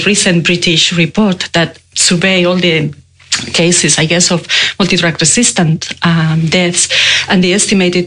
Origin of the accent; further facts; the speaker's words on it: Spain; moved away as an adult; now in Melbourne, Australia; I'm Spanish. Yeah? I moved to Australia many years ago, but I can't get rid of my accent.